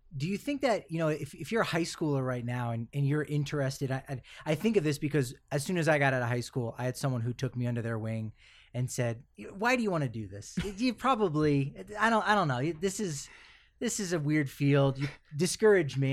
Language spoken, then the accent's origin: English; East Coast, United States; being a kid also from the East Coast